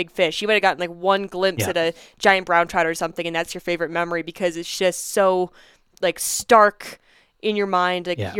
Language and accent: English; Eastern US, United States; I'm from the Eastern US, so Ontario feels like my part of the country, kind of.